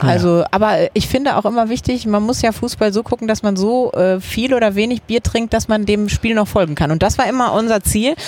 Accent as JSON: {"language": "German", "town": "Dortmund", "region": "North Rhine-Westphalia", "country": "Germany", "tie": "born or raised there", "moved": "as an adult", "lives_now": "Cologne, Germany", "said": "Ich bin im Dortmunder Süden aufgewachsen"}